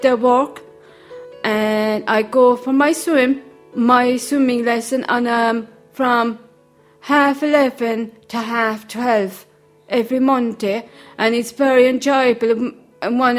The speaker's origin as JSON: {"language": "English", "town": "Charleville", "region": "Munster", "country": "Ireland", "said": "I'm from Tremina, Charleville, County Cork."}